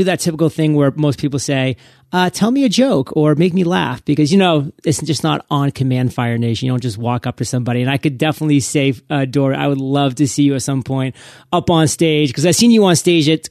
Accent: New England, United States; I'm from New England, so everybody likes to hate on the New England Patriots

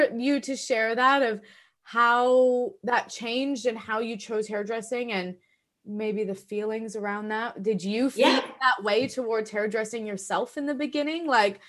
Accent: Canada; accent: Canadian; moved away as an adult; now in Australia

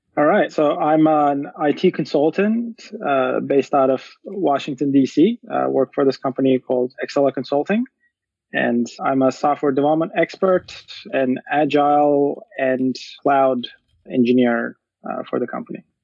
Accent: Turkey; moved away; I'm originally from Turkey, and I went to this boarding school from uh, middle through high school for mm-hmm. seven years

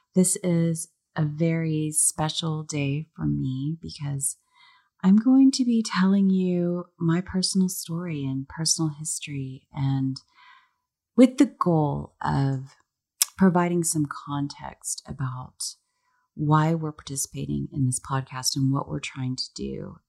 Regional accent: Dallas, Texas, United States; I was born and raised in Dallas, Texas

